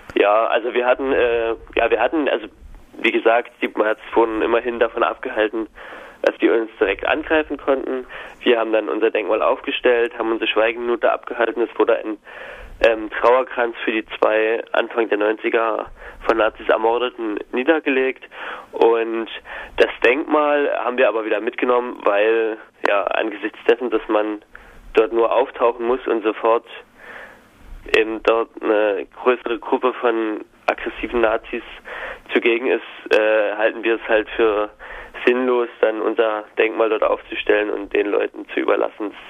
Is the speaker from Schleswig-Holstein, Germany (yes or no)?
no; Hoyerswerda, Saxony, Germany; moved away; wir sind allerdings äh, alle dort aufgewachsen in der Stadt